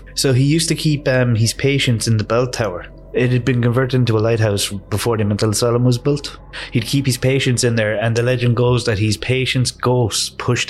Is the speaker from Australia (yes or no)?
no; Ireland; we're Irish